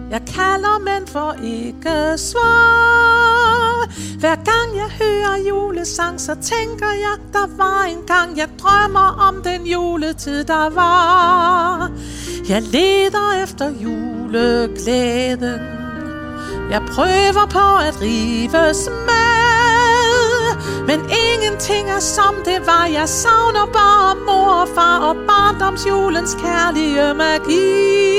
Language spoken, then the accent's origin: Danish; Aalborg, North Denmark Region, Denmark; Jeg kommer fra Aalborg.